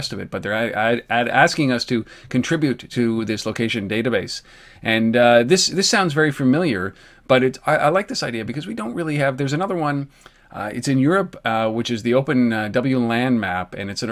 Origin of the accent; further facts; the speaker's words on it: Canada; I'm Canadian